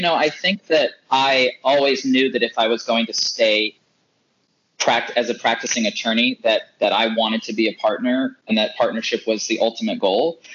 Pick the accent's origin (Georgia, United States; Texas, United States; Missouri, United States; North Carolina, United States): North Carolina, United States; I was born and raised in North Carolina